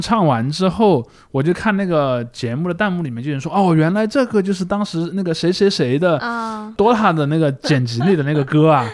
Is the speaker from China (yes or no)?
yes; southern Shaanxi, China; 庞麦朗老家离我家挺近的，他在啊。陕西南部嘛